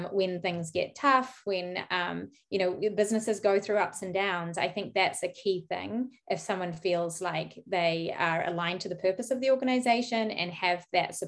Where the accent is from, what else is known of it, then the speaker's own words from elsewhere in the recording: New Zealand; moved away as an adult; also born or lived in United Kingdom; now in San Francisco Bay Area, United States; I'm from New Zealand, by the way, so I was studying in New Zealand, and then I went off to the UK and I spent 10 years in the UK.